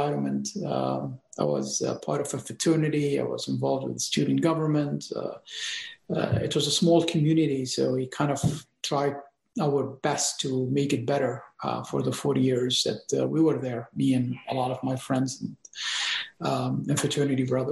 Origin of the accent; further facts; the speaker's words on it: Lebanon; moved away; I was born in Lebanon just before the Civil War started